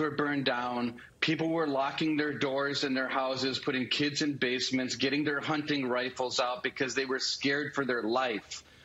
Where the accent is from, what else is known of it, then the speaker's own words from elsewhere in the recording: Kenosha, Wisconsin, United States; I'm from Kenosha. Spent my entire life uh, in Kenosha